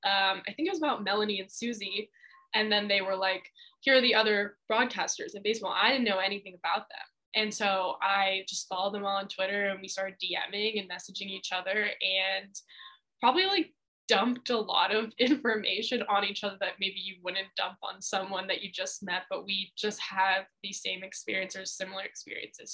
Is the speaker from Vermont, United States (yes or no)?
yes; Vermont, United States; moved away as an adult; University of Vermont women's basketball job opened up.